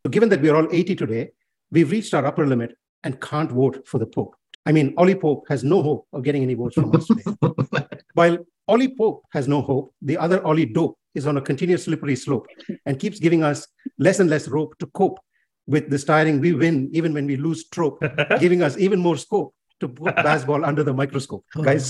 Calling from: Melbourne, Victoria, Australia; your host, and I'm dialing in from Melbourne.

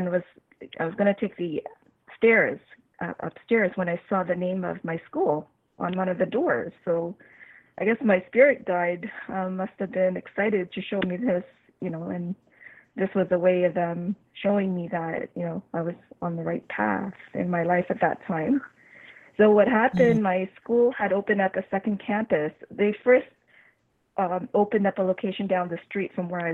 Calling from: Canada; I'm calling from Canada

